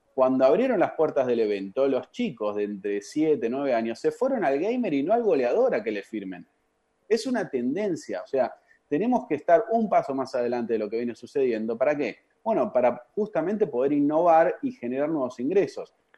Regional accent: Argentina; moved away as an adult; Me fui del país a los 22, 21, 22

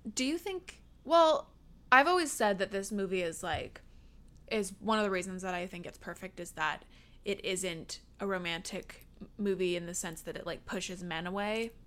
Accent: Seattle, Washington, United States; now in Los Angeles, United States; I'm from the Seattle area

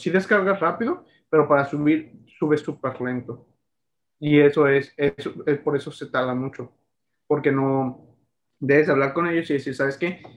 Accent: Mexico; nuestros ancestros los aztecas en México

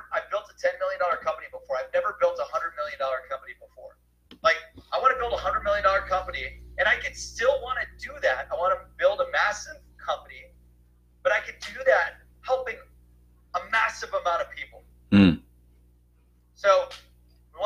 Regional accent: Cleveland, Ohio, United States; I'm from Cleveland

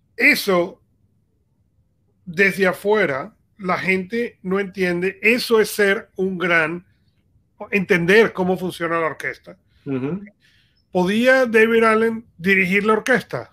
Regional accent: Venezuela; yo crecí en Venezuela

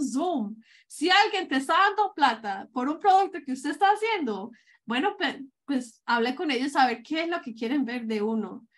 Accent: Medellín, Antioquia, Colombia; moved away; yo soy colombiana, que yo soy de Medellín

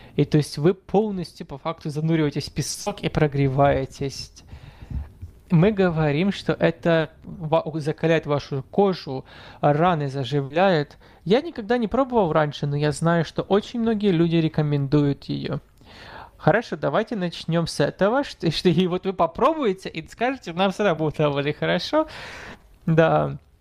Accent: Morocco; о Марокко, о моей прекрасной стране

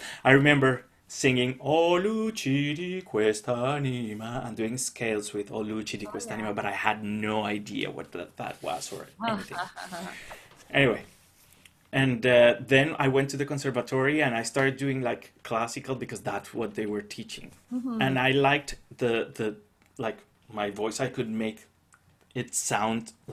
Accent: Cali, Valle del Cauca, Colombia; first language Spanish; English is a second language; moved away; I grew up in Cali

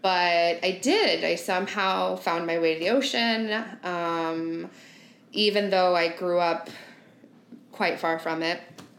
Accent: Northern Illinois, United States; moved away; I am from the heartland of our country. I grew up in Northern Illinois, and not like Chicago, Illinois, right?

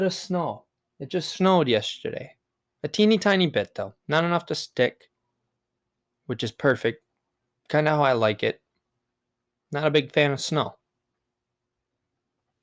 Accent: Wisconsin, United States; I'm from Wisco, baby, and that's Wisconsin in the United States

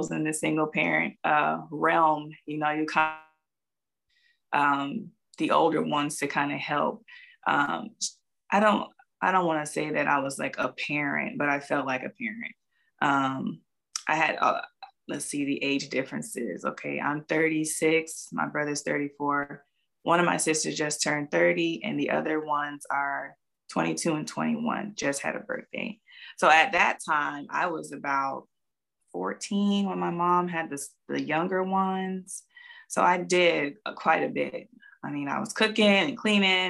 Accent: Jacksonville, Florida, United States; also born or lived in Pensacola, Florida; I was born in Pensacola, Florida, but I'm actually originally from Jacksonville

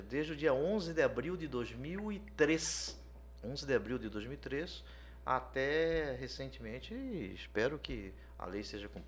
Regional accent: Cuiabá, Mato Grosso, Brazil; eu nasci em Cuiabá, nasci no Santa Helena, no Hospital Santa Helena

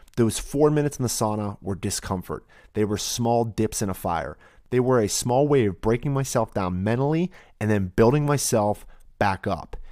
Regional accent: Pittsburgh, Pennsylvania, United States; A beautiful tour around Three Rivers in Pittsburgh, my hometown, the temple of my sacred ground

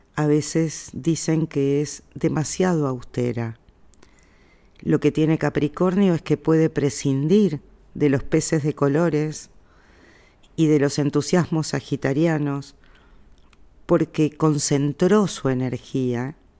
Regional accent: Argentina; yo soy argentina

